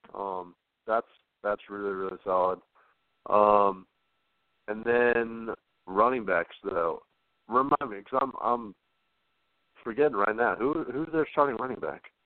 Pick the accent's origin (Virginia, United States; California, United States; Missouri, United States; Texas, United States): Virginia, United States; Richmond; I'm from Richmond, Virginia